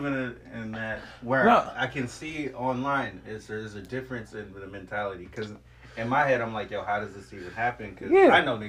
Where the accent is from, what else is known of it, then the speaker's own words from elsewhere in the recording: Richmond, United States; Once again, I'm from Richmond, okay? The hood.